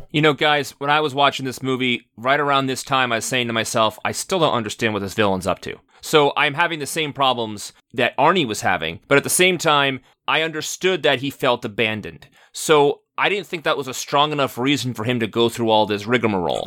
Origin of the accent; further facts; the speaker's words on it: New York, United States; I grew up in New York